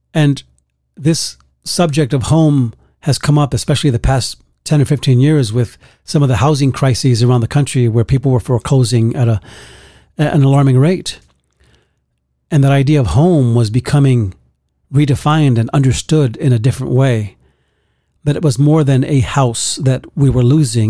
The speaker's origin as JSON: {"language": "English", "town": "New York City", "region": "New York", "country": "United States", "tie": "born or raised there", "said": "I grew up in Bronx, New York, a very tough neighborhood"}